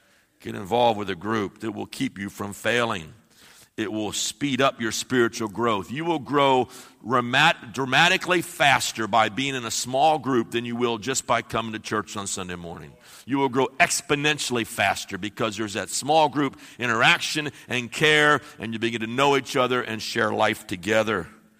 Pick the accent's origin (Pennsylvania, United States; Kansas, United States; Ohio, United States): Ohio, United States; I'm from the Midwest. We have no accent. We're just right smack in the middle. There's no accent from Ohio whatsoever, I'm sure.